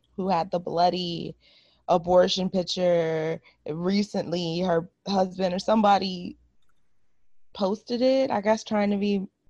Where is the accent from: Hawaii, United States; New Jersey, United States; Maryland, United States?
Maryland, United States; Potomac; I grew up in Potomac.